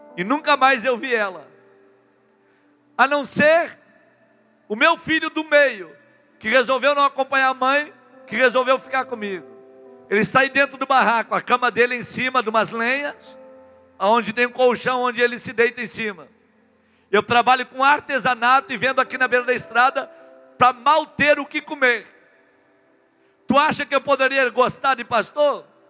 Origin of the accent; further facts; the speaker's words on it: Rio Grande do Sul, Brazil; Eu sou lá do Rio Grande do Sul. Eu tenho o hábito do chimarrão